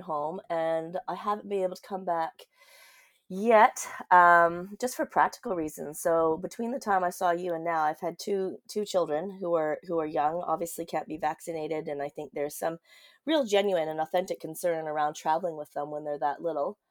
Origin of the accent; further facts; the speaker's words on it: Vancouver, British Columbia, Canada; now in Auckland, New Zealand; I grew up in Vancouver. I am a city slicker